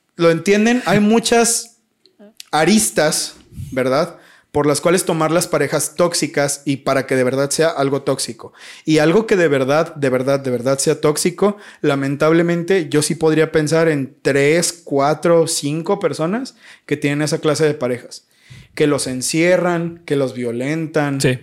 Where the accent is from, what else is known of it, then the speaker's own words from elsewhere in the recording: Mexico; yo soy de México